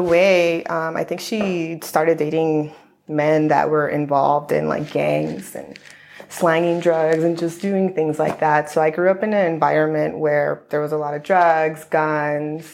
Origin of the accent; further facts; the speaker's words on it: Los Angeles, California, United States; also born or lived in Long Island, New York; I grew up in LA County for most of my life